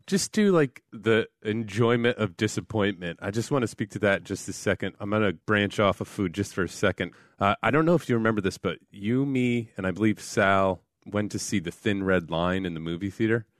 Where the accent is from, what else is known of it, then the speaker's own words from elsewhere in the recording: New Haven, Connecticut, United States; I come from New Haven area and we have a pizza and it's known as one of the best pizzas in the world and I identify as a person from the New Haven area